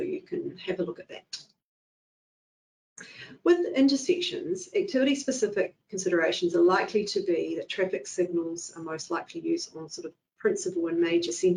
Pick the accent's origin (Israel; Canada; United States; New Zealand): New Zealand; Nelson; I grew up in the Nelson area